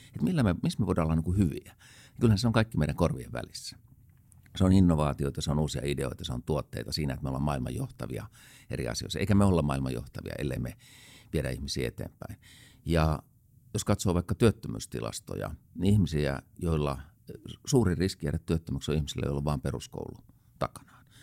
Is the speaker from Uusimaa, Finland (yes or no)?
yes; Helsinki, Uusimaa, Finland; mä olen itse helsinkiläinen